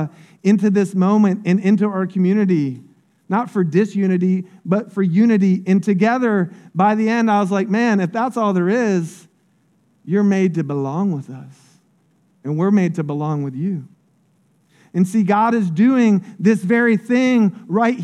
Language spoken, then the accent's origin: English; Polk County, Florida, United States; I grew up in Polk County. It's one of the poorest counties in Florida